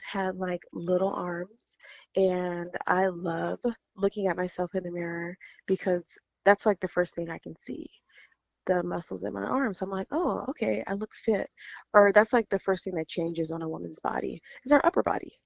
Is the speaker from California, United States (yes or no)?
yes; California, United States; I am from California